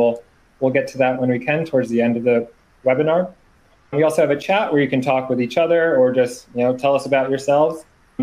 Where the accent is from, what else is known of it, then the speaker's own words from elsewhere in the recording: Boston, Massachusetts, United States; I am from the Boston, Massachusetts area. I recently just moved north of the city.